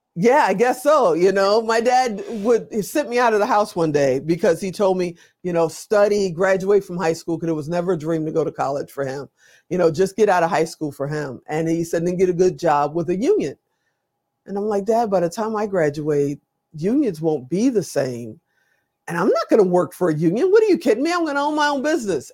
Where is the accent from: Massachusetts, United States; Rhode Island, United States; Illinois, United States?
Illinois, United States; Chicago; also born or lived in Gary, Indiana; I grew up on the south side of Chicago